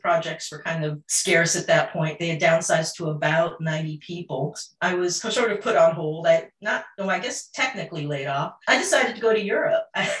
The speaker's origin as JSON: {"language": "English", "town": "Monterey", "region": "California", "country": "United States", "tie": "born or raised there", "said": "I grew up in Monterey, California. I went to a Catholic girls' school for 10 years that was heavy in the arts."}